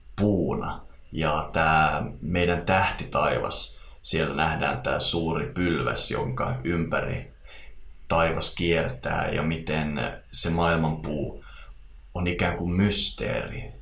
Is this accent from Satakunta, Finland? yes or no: no; Eastern Lapland, Finland; tuolla Itä-Lapissa, mistä mä oon kotoisin